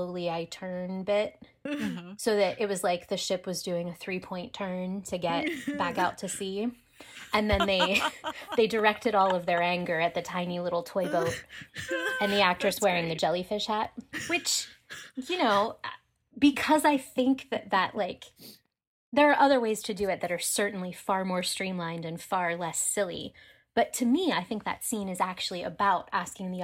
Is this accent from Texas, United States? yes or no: no; Pittsburgh, Pennsylvania, United States; I'm from Pittsburgh